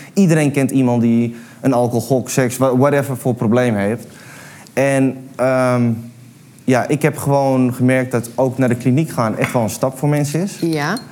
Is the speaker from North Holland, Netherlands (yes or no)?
yes; Amsterdam, North Holland, Netherlands; ik ben een, een Amsterdams jongen, ik ben opgegroeid aan de bruine, bruine bar